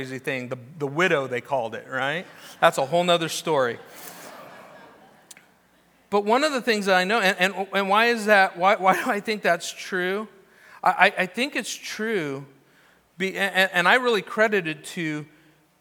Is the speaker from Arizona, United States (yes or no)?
no; Newbury Park, California, United States; also born or lived in Orange County, California; growing up in Orange County and then Newberry Park